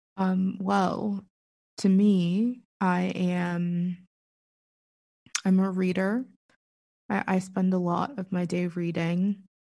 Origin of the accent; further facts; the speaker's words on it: Pittsburgh, Pennsylvania, United States; I'm from Pittsburgh. Born and for the most part raised